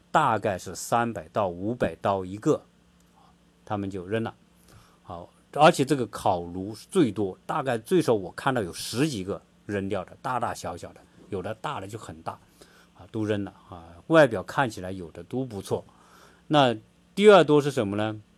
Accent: China; now in Atlanta, United States; 我们中国人

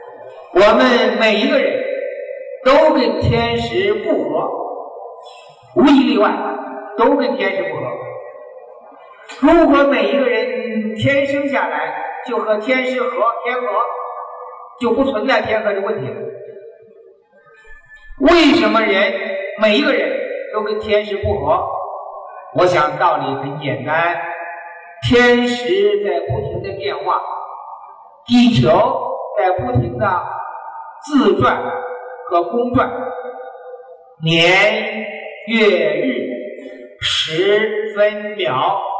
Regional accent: Hunan, China; 我们湖南人毛泽东主席，他也遇上了。

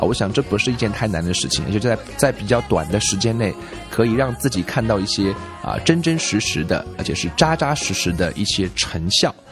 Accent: China; 我们中国人吃鱼

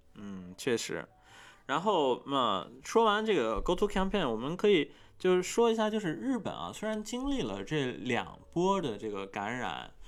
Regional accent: China; moved away as an adult; now in Tokyo, Japan; 我在这个国家，但是我是一个中国人

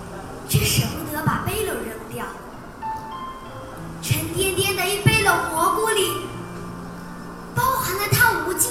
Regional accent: Zhejiang, China; 各位评委老师好，我是来自浙江的 … ，今天我给大家带来原创作品

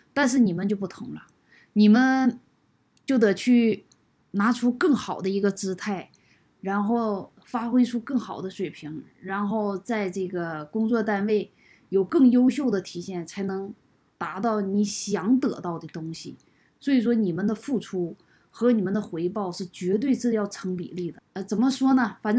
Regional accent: Kunming, Yunnan, China; 我是从昆明来到这里，我今年四十八岁，现在已经处于退休状态。

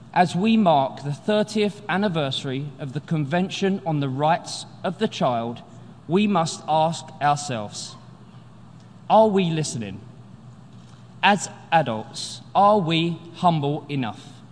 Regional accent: London, United Kingdom; I grew up in the East End of London

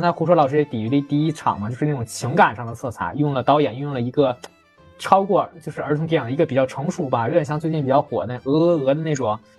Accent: Qinhuangdao, Hebei, China; 我家乡的歌，叫《…》

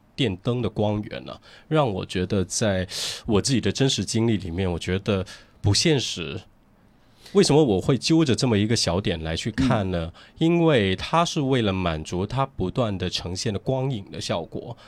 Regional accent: Guangzhou, Guangdong, China; 我们都是在，呃，城市，在广州土生土长的

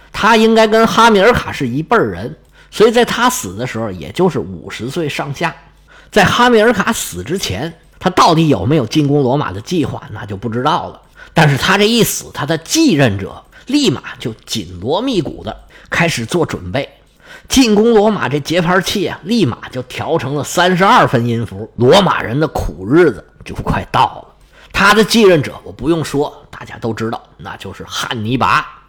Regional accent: China; 我们中国人

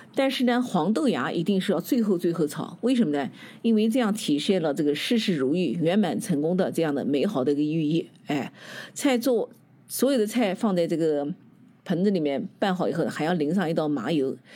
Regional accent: Nanjing, Jiangsu, China; 能像我们南京人这样把这个菜呢做到极致

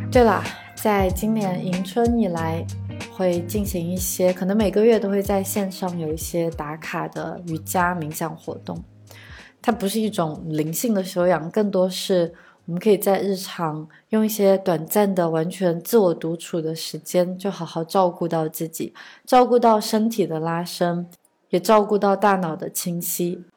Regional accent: China; 当然，我们作为中国人，对于家庭的责任观念与西方是有本质的区别的

